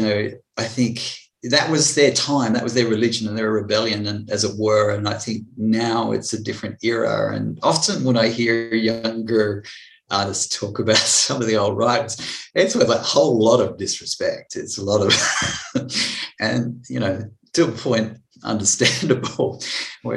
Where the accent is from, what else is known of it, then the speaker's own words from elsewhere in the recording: Blue Mountains, New South Wales, Australia; also born or lived in France; I was brought up mainly in the Blue Mountains. We had a stint in France for 4 years because my father was in the Air Force.